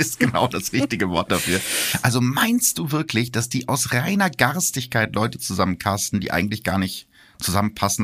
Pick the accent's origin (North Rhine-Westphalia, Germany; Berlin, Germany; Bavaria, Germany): North Rhine-Westphalia, Germany; Gütersloh; Gütersloh, meiner Heimatstadt